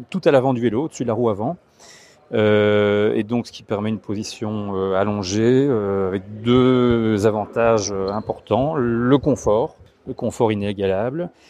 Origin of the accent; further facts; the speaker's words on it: Huy, Wallonia, Belgium; Je viens de la région de Huy.